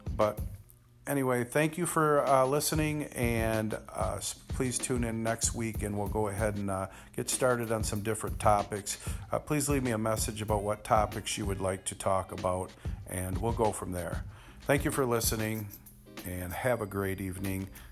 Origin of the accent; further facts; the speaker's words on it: Michigan, United States; we're from Michigan